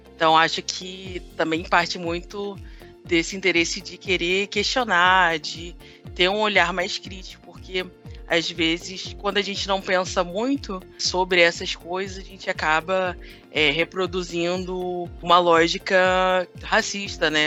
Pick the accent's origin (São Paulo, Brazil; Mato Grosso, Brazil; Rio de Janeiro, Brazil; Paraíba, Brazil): Rio de Janeiro, Brazil; eu sou carioca, filha de nordestinos